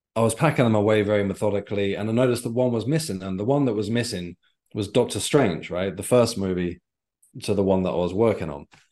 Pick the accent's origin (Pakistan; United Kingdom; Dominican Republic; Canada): United Kingdom; Isle of Wight, South East England; now in London, United Kingdom; I grew up on the Isle of Wight